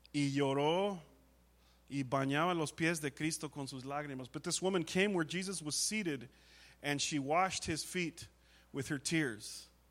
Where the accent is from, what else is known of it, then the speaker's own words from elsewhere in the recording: United States; as an American.